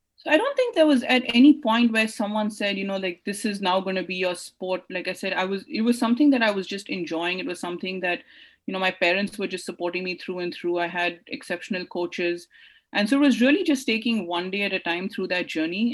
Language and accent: English; India; I grew up in India